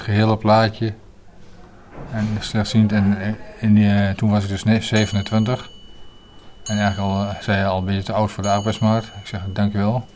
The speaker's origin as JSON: {"language": "Dutch", "town": "Hengelo", "region": "Overijssel", "country": "Netherlands", "also_born_or_lived": "Leeuwarden", "said": "ik kom uit Hengelo, Overijssel"}